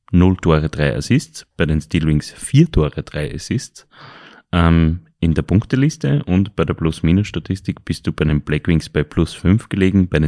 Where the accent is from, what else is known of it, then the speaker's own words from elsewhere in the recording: Linz, Upper Austria, Austria; Nein, ich bin ein waschechter Linzer.